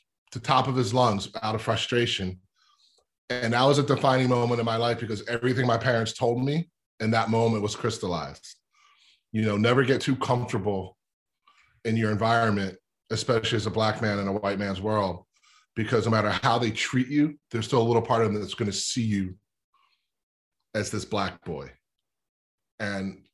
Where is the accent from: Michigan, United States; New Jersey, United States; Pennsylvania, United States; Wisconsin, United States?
Pennsylvania, United States; Lower Merion; I'm from Lower Marion, where Kobe's from. But I grew up in this really kind of white, affluent suburb called the Main Line.